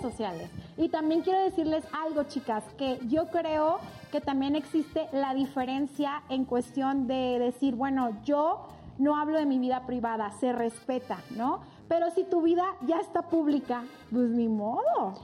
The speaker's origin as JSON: {"language": "Spanish", "town": "Ciudad Juárez", "region": "Chihuahua", "country": "Mexico", "moved": "yes", "lives_now": "Mexico City, Mexico", "said": "Yo soy de Ciudad Juárez, Chihuahua. Soy norteña."}